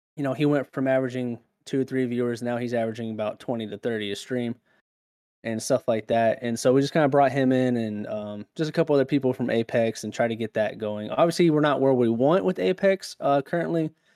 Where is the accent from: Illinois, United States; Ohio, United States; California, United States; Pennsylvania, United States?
California, United States; now in South Carolina, United States; growing up in California